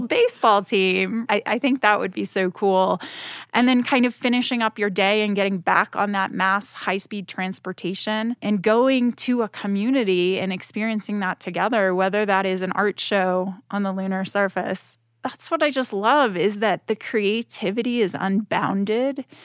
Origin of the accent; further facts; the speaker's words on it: Boston, Massachusetts, United States; I'm from Boston, Massachusetts. I always think about, "Wow, it was so great to grow up very close to the ocean